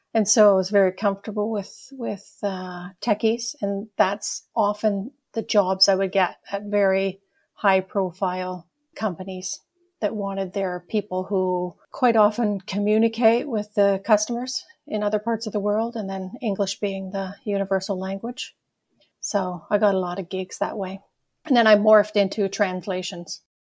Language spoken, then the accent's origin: English; Ontario, Canada; moved away as an adult; also born or lived in Toronto / Edmonton; now in Sherwood Park, Canada; I grew up in Ontario, Yeah, in a farm